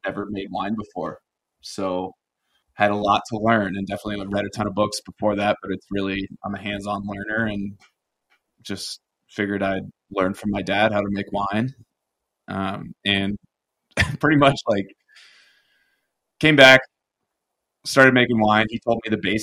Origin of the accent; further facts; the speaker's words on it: Paonia, Colorado, United States; also born or lived in Austin, Texas; when I was 8, we moved from Austin, Texas, where he was designing and building homes, to Paonia, a town of 2,000 people